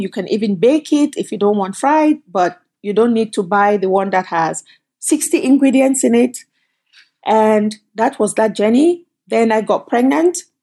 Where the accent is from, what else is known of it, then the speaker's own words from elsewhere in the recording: Cameroon; moved away as an adult; also born or lived in Canada; now in United States; I came from Cameroon, but I actually came from Canada. So I left Cameroon, went to college in Canada, and then left and came to the United States.